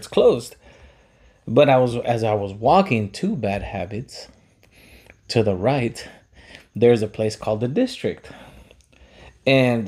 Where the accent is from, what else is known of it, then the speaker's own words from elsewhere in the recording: Pico Rivera, California, United States; I'm from Pico